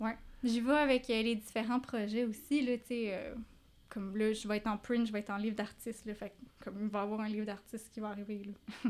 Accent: regions of Quebec, Canada; now in Montreal, Canada; je viens pas de Montréal

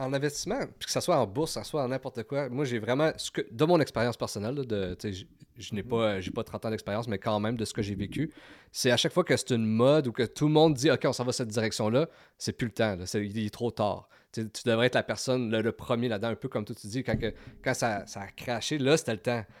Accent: Val-d'Or, Quebec, Canada; now in Gatineau, Canada; on vient de Val d'Or

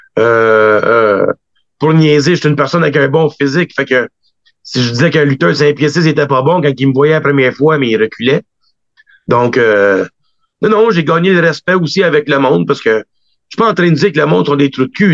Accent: Quebec, Canada; en tant que Québécois, on est toujours fiers un des nôtres

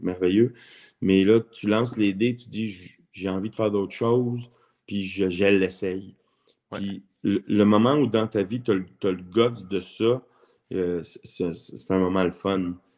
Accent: Montreal, Quebec, Canada; j'ai été élevé à Montréal. Je suis né à Montréal. Je suis un vrai Montréalais

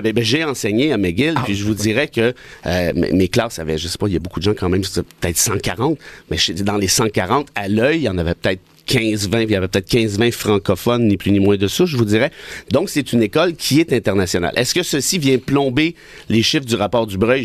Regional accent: Mont-Laurier, Quebec, Canada; à Mont-Laurier, mon patelin

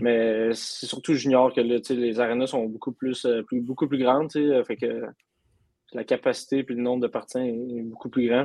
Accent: Amos, Quebec, Canada; je viens d'Amos

